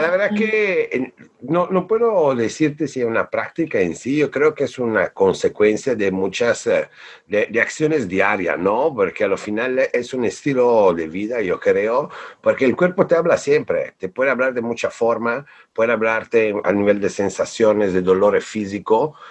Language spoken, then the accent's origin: Spanish; Bolzano, Trentino-Alto Adige, Italy; Spanish is a second language; now in Mexico; yo nací en Italia, en un pueblo de las montañas del norte que se llama Bolzano